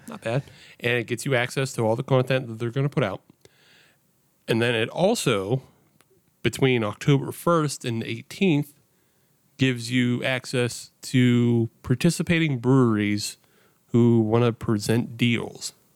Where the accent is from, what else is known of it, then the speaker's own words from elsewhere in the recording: Western Pennsylvania, United States; I grew up in Western P